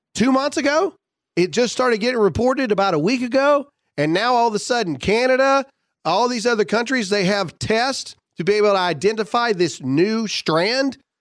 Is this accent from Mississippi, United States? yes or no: yes; Mississippi, United States; it's my home state